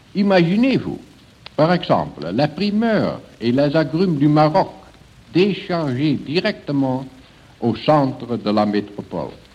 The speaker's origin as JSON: {"language": "French", "town": "Rotterdam", "region": "South Holland", "country": "Netherlands", "said": "chez nous, à Rotterdam"}